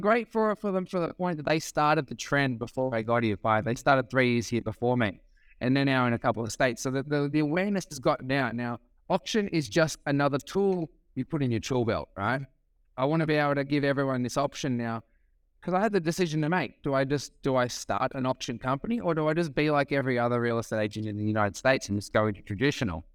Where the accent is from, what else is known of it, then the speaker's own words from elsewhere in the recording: Sydney, New South Wales, Australia; moved away as an adult; now in California, United States; I am from Australia. Um, born on Sydney's northern beaches, so I love living in California